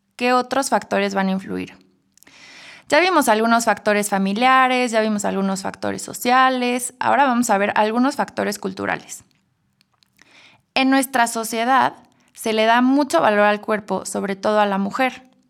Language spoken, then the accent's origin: Spanish; Mexico; Como buenos mexicanos